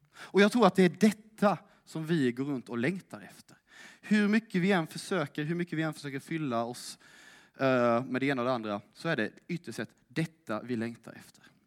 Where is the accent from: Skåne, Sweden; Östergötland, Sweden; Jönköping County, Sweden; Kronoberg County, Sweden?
Kronoberg County, Sweden; Älmhult; moved away as an adult; now in Lund, Sweden; jag kommer från Småland. Älmhult närmare bestämt